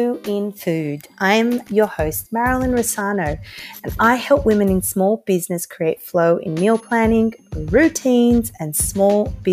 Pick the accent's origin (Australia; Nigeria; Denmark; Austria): Australia; Sydney, New South Wales; I'm from Sydney.